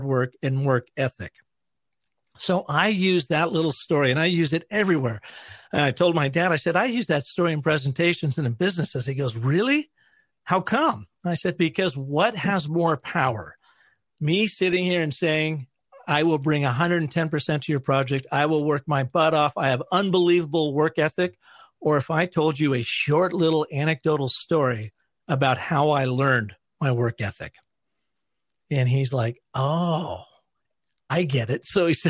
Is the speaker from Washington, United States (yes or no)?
yes; Seattle, Washington, United States; moved away; our home where I grew up in Seattle, Washington